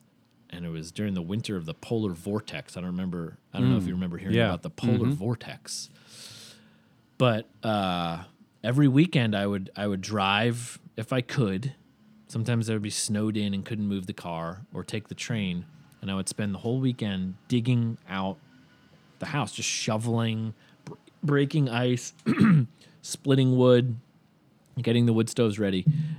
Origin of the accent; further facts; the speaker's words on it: New Hampshire, United States; But I remember, you know, when I first moved to New York, and of course growing up in New Hampshire, winter is just a big part of it.